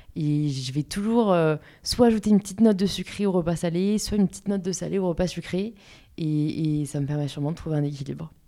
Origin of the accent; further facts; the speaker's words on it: Paris, Île-de-France, France; j'ai grandi à Paris, euh, born and raised, euh, dans le 15e arrondissement